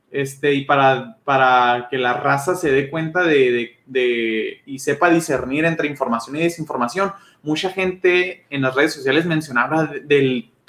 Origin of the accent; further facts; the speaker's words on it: Mexico; nosotros como mexicanos